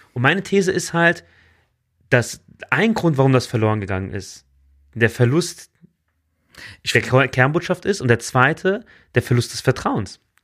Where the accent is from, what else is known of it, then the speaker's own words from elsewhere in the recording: Germany; bei uns in Deutschland